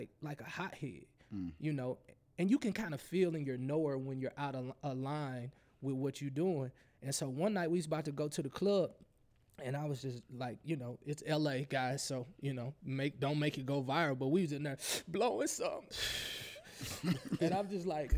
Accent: Berkeley, Missouri, United States; I grew up in what some would call the hood, Berkeley, Missouri

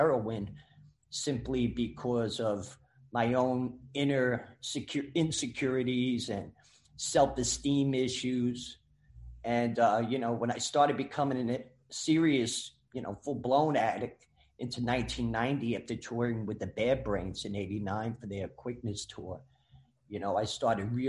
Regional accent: New York, United States; Growing up in New York

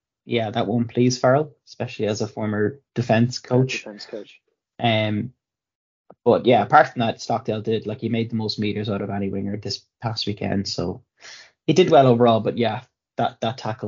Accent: Ireland; I'm Irish

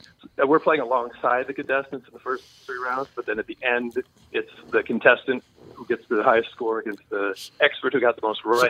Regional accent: Andover, Minnesota, United States; I'm a Minnesota native. I grew up in Andover. I went to Blaine High School.

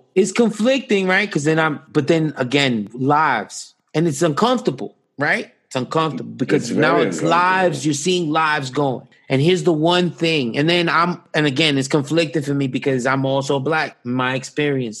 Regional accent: New York, United States; I grew up on the Upper East Side

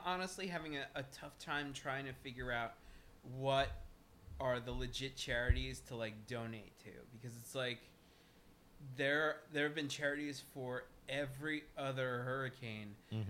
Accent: North Dakota, United States; I'm from North Dakota.

